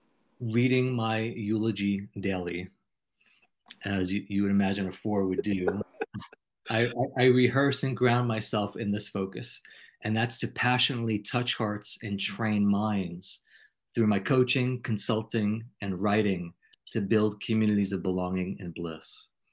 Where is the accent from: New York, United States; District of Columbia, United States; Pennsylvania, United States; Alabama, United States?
New York, United States; accent: New York; now in South Carolina, United States; I just moved here about 9 months ago from New York, and sometimes I slide into my New York accent.